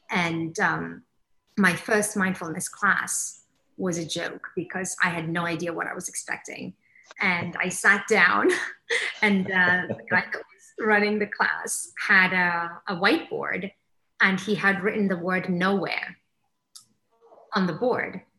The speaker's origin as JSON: {"language": "English", "country": "Somalia", "tie": "born or raised there", "lives_now": "England, United Kingdom", "said": "I grew up in Africa. I mm-hmm. immigrated to England. Um, I grew up, uh, I'm Somali, so I grew up in the Somali culture."}